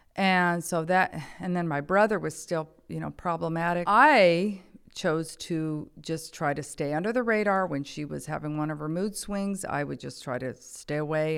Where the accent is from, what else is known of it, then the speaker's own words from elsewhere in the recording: Saratoga, California, United States; also born or lived in Downey, California; I was actually born in Downey, California. Uh, when I was five, my dad got transferred up to the Bay Area, so I grew up in Saratoga, California